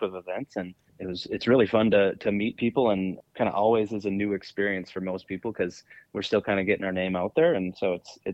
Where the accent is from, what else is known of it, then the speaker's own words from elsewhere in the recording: Park Rapids, Minnesota, United States; now in Maple Grove, United States; I am from Park Rapids, Minnesota, originally. Now live permanently in Maple Grove